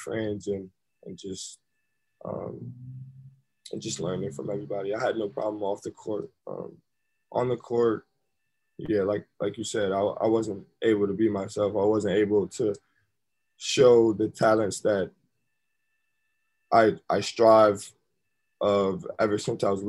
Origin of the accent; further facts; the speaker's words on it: Syracuse, New York, United States; moved away as an adult; also born or lived in Milwaukee; I came back to my hometown